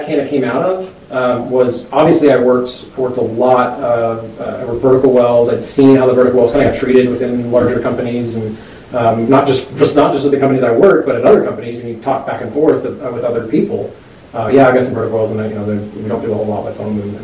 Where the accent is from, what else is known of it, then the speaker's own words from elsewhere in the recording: Edmond, Oklahoma, United States; moved away as an adult; also born or lived in Colorado; born and raised in Edmond, Oklahoma.